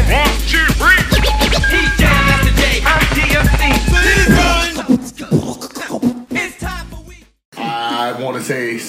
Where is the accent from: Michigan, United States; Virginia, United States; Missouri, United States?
Michigan, United States; Detroit; moved away; Growing up in Detroit, it was especially back in the '90s when I was still there, and like early 2000s